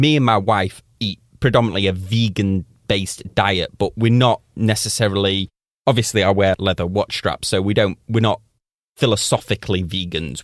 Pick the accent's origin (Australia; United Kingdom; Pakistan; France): United Kingdom; Manchester, North West England; moved away; My hometown is Manchester, which rains, like, pr-, predominantly all of the time